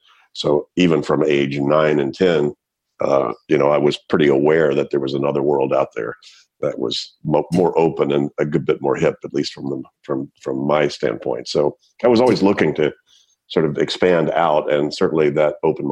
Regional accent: United States; moved away as an adult; also born or lived in Palestine, Texas / Shreveport, Louisiana / Switzerland / Berkeley, California; growing up in East Texas and then Shreveport, Louisiana

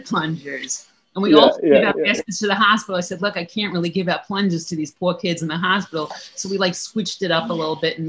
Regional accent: New York City, New York, United States; me as a New Yorker

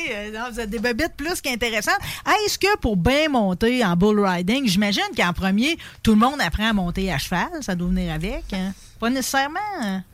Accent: Pontbriand, Quebec, Canada; je viens pareil de Pontbriand, mon père est de Robertson

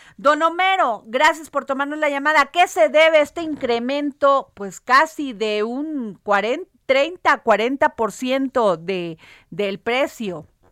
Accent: Veracruz, Mexico; yo soy veracruzana

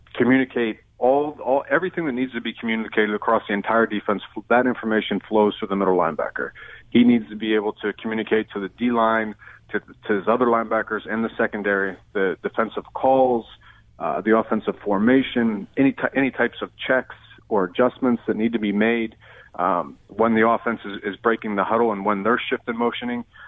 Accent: Western Pennsylvania, United States; I'm from Western Pennsylvania originally

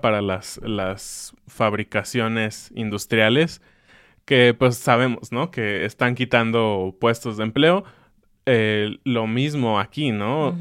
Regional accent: Mexico; Yo lo veo como mexicano

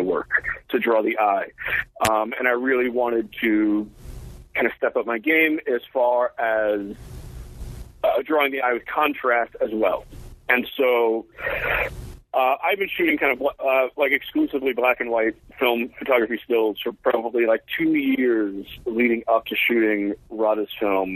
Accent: New York City, New York, United States; I grew up in New York, uh, in New York City

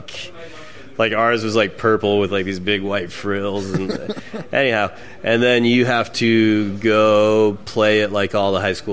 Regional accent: Wyoming, United States; moved away as an adult; now in Texas, United States; I live in Texas now. I grew up in Wyoming

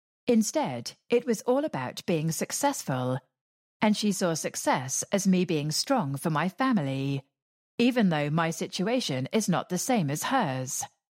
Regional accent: England, United Kingdom; when I look back on growing up in England, we maybe took some things for granted that they don't.

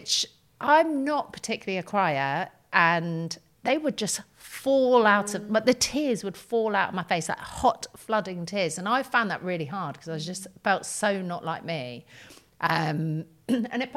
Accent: United Kingdom; I'm terribly British

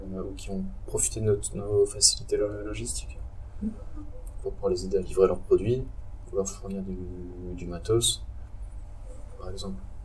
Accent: Strasbourg, Grand Est, France; je viens de Strasbourg

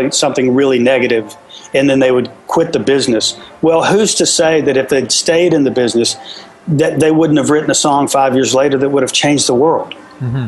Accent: Virginia, United States; now in Tennessee, United States; I was born in Virginia, so it's my home place, but Tennessee's my second home

